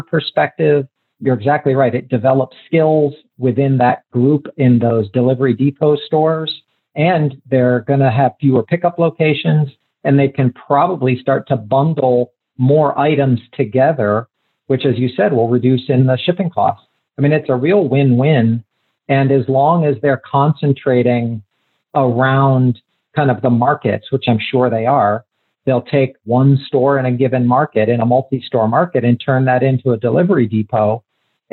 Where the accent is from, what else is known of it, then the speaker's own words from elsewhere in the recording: Columbus, Ohio, United States; moved away; I'm originally from Columbus, Ohio.